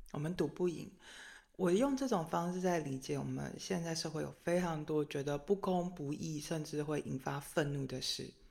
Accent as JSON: {"language": "Chinese", "country": "Taiwan", "said": "作为一个台湾人"}